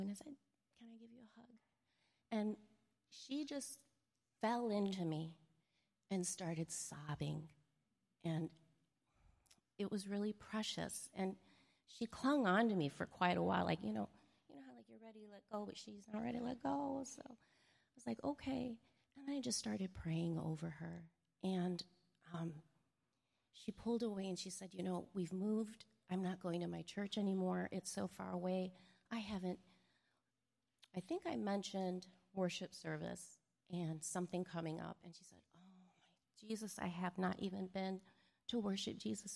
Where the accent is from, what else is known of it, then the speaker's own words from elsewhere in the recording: Chicago, Illinois, United States; we're both both from Chicago